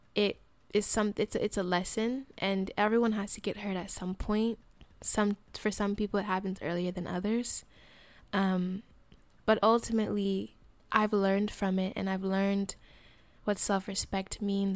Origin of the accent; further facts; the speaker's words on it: Colorado, United States; moved away; also born or lived in Fresno, California; I lived, I grew up in Colorado, and I moved to Fresno area, uh, 'cause of my mom's job